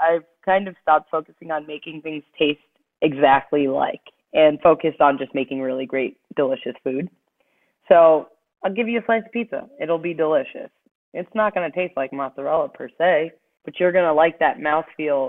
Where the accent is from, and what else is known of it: Cheshire, Connecticut, United States; born or raised there; also born or lived in Jamaica (ancestry)